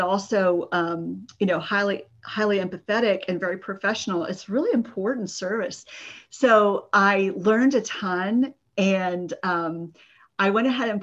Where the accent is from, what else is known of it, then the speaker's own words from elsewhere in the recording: San Antonio, Texas, United States; I grew up in Texas in the suburb of San Antonio.